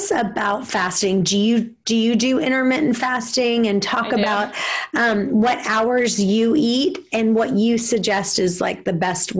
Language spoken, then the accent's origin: English; Chesapeake, Virginia, United States; here in Chesapeake, Virginia, which is right in my hometown